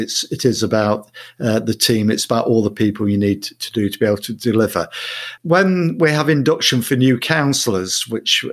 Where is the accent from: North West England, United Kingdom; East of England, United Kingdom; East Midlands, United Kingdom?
East Midlands, United Kingdom; Mansfield; moved away as an adult; also born or lived in Sutton in Ashfield / Kirkby in Ashfield / Coventry; now in Manchester, United Kingdom; I was born in Mansfield. I lived there in Mansfield, Sutton in Ashfield, Kirby in Ashfield till I was 18